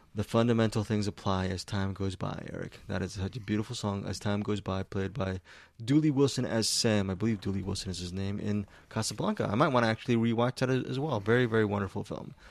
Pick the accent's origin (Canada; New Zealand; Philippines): Philippines; I'm Filipino. I, I love my people